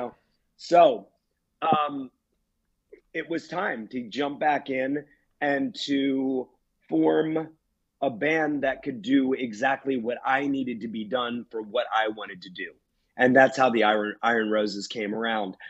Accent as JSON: {"language": "English", "country": "United States", "tie": "born or raised there", "said": "I've become an advocate in my hometown with Cecil Solidarity"}